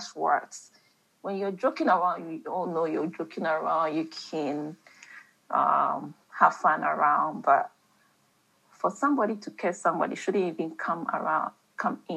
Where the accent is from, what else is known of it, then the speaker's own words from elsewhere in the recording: Ghana; I'm talking about Ghana, and I was brought up in Ghana